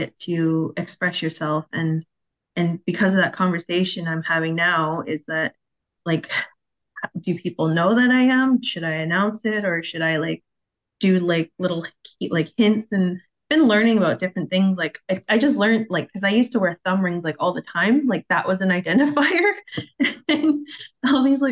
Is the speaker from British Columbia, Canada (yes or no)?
yes; Victoria, British Columbia, Canada; also born or lived in Vancouver; I was born in Vancouver, raised in Victoria